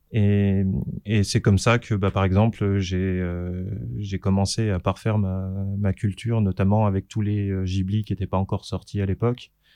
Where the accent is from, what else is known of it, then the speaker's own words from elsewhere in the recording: Saint-Claude, Bourgogne-Franche-Comté, France; dans la ville où j'habitais, où j'ai grandi, dans le Jura, à Saint-Claude.